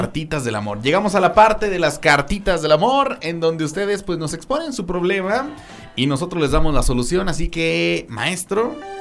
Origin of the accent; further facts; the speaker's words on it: Mexico; así somos los mexicanos